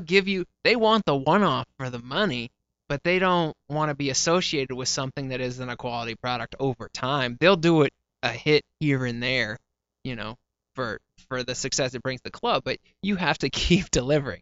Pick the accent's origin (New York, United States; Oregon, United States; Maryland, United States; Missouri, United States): Maryland, United States; moved away as an adult; now in Los Angeles, United States; so we moved to Maryland when I was five